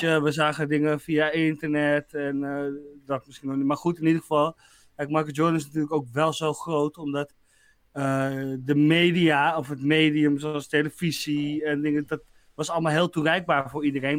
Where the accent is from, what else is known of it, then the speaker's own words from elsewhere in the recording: Netherlands; wij als Nederlander